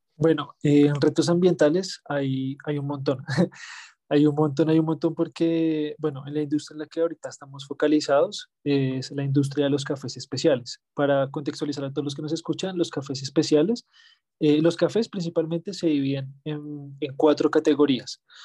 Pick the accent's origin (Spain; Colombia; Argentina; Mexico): Colombia